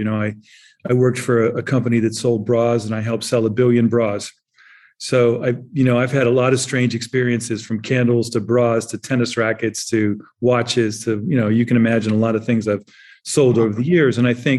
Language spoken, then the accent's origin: English; Germany; I grew up in Germany. I was born in the 50s and I grew up in Germany in the 60s and 70s.